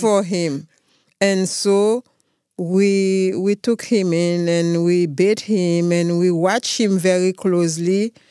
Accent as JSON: {"language": "English", "country": "Haiti", "tie": "born or raised there", "said": "I come from a village named Damascene. It's a small village with about five thousand people. My dad is a farmer"}